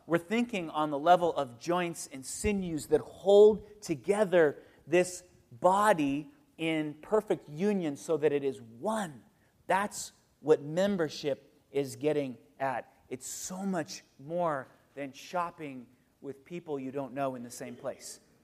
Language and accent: English; United States; I'm an American